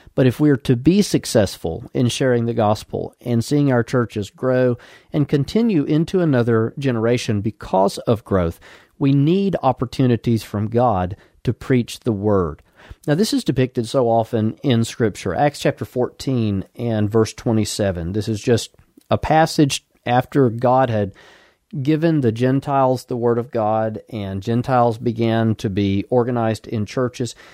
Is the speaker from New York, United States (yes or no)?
no; Birmingham, Alabama, United States; now in Huntsville, United States; I was born in Birmingham, Alabama, and for the last fifteen-plus years, we've lived here in Huntsville, Alabama